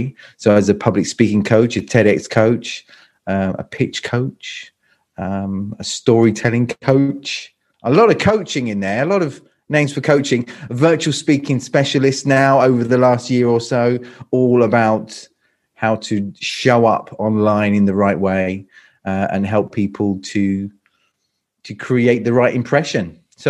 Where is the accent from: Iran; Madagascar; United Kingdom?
United Kingdom; London; now in Croatia; No, not at all. Not at all. So I'm from London. So I'm British. I'm from London. I've lived here in Croatia for about 20 years. Lived in 7 countries in total.